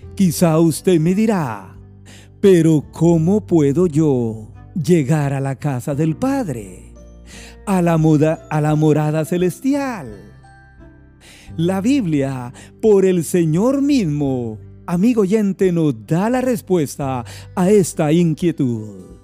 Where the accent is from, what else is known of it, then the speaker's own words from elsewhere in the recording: Guatemala; mi país Guatemala